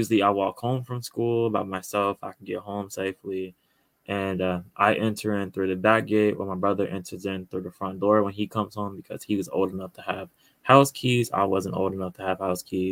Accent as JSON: {"language": "English", "town": "Chicago", "region": "Illinois", "country": "United States", "tie": "born or raised there", "said": "I'm from Chicago and born and raised here"}